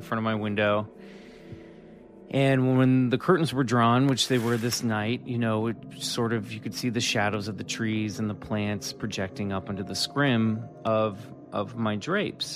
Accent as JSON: {"language": "English", "region": "Kansas", "country": "United States", "tie": "born or raised there", "moved": "yes", "said": "my good buddy that I grew up with back in Kansas"}